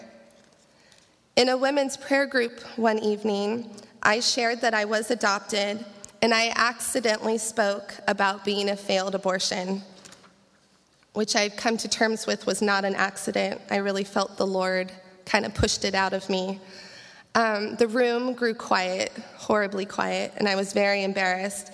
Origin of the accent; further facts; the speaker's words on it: Champaign, Illinois, United States; I'm originally from Illinois, near Champaign, Urbana